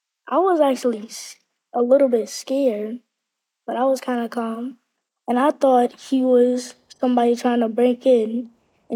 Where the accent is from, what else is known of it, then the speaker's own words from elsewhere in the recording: New York City, New York, United States; I'm 9 years old, and I'm from Brooklyn